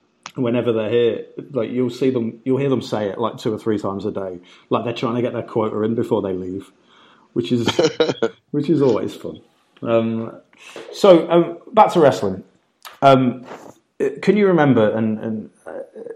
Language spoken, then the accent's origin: English; United Kingdom; I grew up growing up in Britain, where we have a massive drink problem